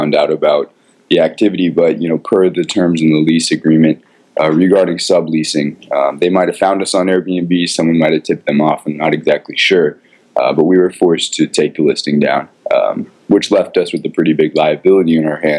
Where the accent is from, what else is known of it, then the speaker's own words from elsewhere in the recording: Los Angeles, California, United States; I'm a local Angeleno, born and raised in Los Angeles.